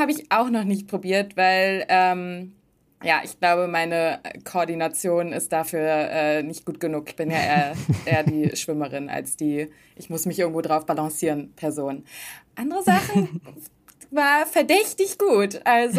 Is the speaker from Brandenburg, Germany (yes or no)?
no; Hamburg, Germany; moved away as an adult; now in Los Angeles, United States; aus manchen Gegenden in Hamburg zum Beispiel, wo ich aufgewachsen bin